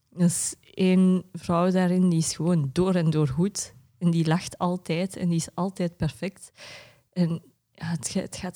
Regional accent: Tokyo, Japan; also born or lived in Jette, Belgium; maar officieel op mijn Japans paspoort ben ik van Onomichi. Maar ik was daar nog nooit geweest, omdat ik in Japan in Tokio ben opgegroeid.

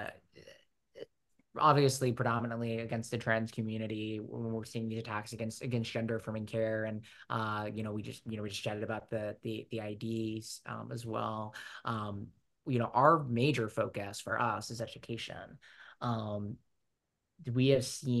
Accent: United States; accent: American; with my American accent

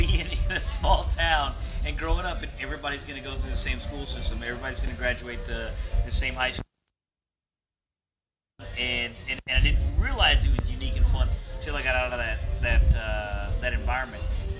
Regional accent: Huntsville, Texas, United States; I grew up a small town guy. Like, I grew up in Huntsville. I appreciate the one horse town right there.

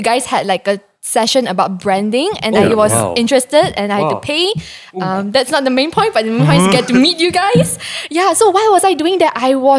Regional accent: Penang, Malaysia; I am from Penang.

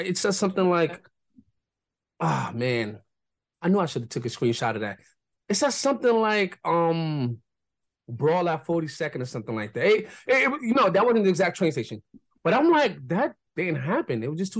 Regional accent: New York City, New York, United States; as a New Yorker would.

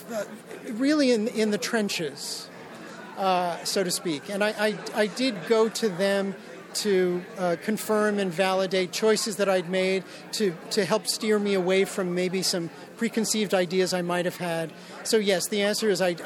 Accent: New York City, New York, United States; when I was a child growing up in Brooklyn

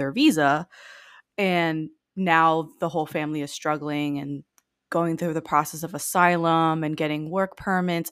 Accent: Miami, Florida, United States; I live in Florida, and I grew up in Miami.

